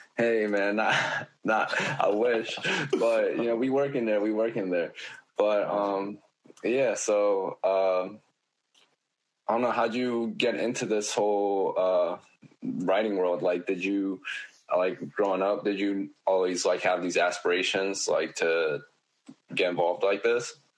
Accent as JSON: {"language": "English", "town": "Oakland", "region": "California", "country": "United States", "tie": "born or raised there", "said": "I was born in Oakland"}